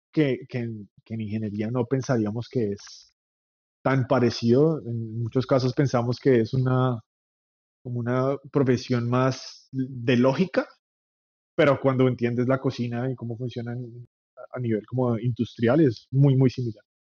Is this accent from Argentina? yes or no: no; Bogotá, Colombia; moved away as an adult; now in New York, United States; soy colombiano de Bogotá, vivo en Nueva York hace casi 10 años.